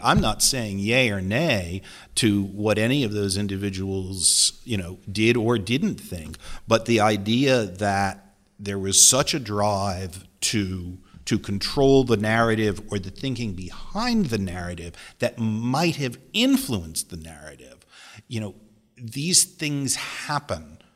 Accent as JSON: {"language": "English", "area": "near Waterbury", "region": "Connecticut", "country": "United States", "tie": "born or raised there", "said": "I was from Connecticut. I grew up near Waterbury"}